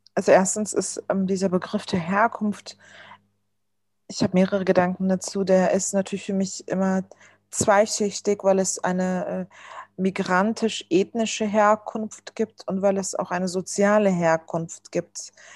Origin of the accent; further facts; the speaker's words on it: Berlin, Germany; German is a second language; Also ich bin ja im Wedding sogar geboren